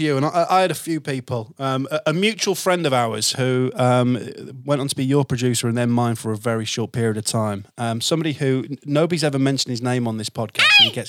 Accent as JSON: {"language": "English", "town": "Hull", "region": "Yorkshire and the Humber", "country": "United Kingdom", "lives_now": "Worcestershire, United Kingdom", "said": "obviously I'm from Hull and I know a few people take the mick that I don't sound like I'm from Hull anymore, but I've moved around the country and I now live in Worcestershire."}